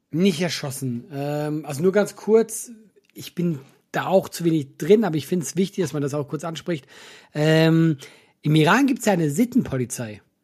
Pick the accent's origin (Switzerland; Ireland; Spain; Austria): Switzerland; ich hab's als Schweizer falsch ausgesprochen